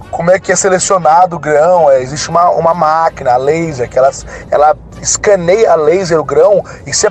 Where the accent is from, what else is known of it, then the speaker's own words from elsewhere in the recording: Machado, Minas Gerais, Brazil; Eu sou de Machado. Machado é a capital mundial, é, é a capital do melhor café do mundo.